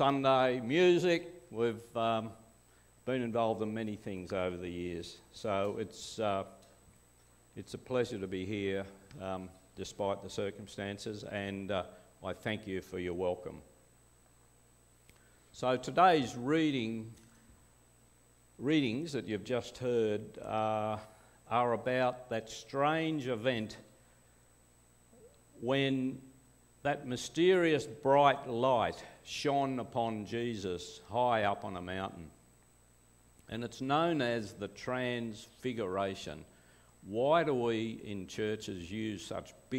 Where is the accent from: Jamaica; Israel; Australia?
Australia; Glenbrook, New South Wales; also born or lived in Perth; we came to Glenbrook. My father was in the RAF, and he came to the Lapston base in the early 1950s. I'm the last one still in the area. I'm one of six. First three born in Perth, including me.